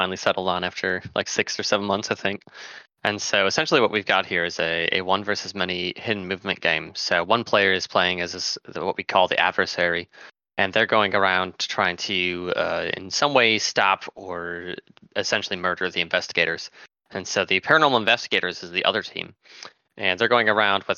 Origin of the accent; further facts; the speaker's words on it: Wisconsin, United States; moved away as an adult; now in Minneapolis, United States; I'm also from Wisconsin